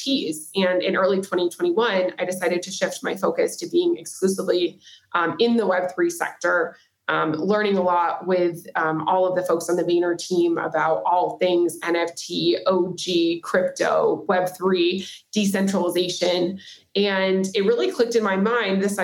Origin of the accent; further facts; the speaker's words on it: Nashville, Tennessee, United States; also born or lived in San Diego / Silicon Valley / San Francisco / New York City; now in Miami, United States; I'm originally from Nashville, Tennessee, currently based in Miami, Florida